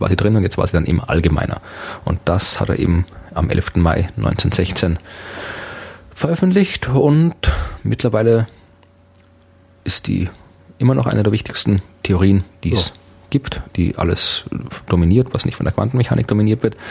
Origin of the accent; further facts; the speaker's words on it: Austria; als Österreicher